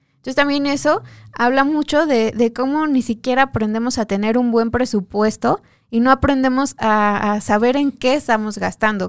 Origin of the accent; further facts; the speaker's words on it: Mexico; como mexicanos